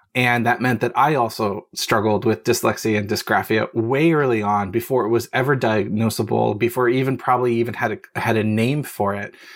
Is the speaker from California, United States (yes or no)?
yes; Los Angeles, California, United States; moved away as an adult; also born or lived in Japan; I was born in Hollywood, California, raised over the s, Hollywood Hills and the valley. So, a valley girl in North Hollywood